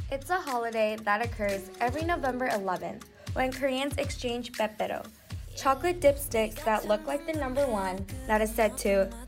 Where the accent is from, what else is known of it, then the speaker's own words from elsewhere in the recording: New York, United States; I'm a sophomore from New York.